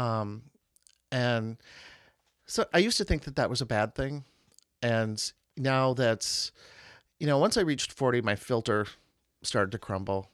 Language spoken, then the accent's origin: English; Marshfield, Wisconsin, United States; also born or lived in New York; I was raised in Marshfield. Uh, I went to high school there